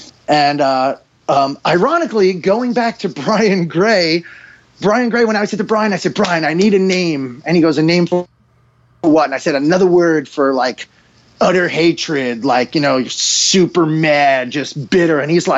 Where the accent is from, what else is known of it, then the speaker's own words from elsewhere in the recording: East Coast, United States; Well, I am from the East Coast, so, you know, that we got to keep it real, Dale.